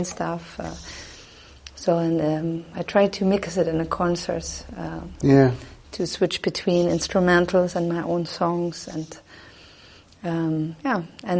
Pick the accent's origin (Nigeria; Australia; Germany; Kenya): Germany; Southern Germany; English is a second language; moved away as an adult; now in Dresden, Germany; I live in the east of Germany in Dresden, but I came from the south. I come from the south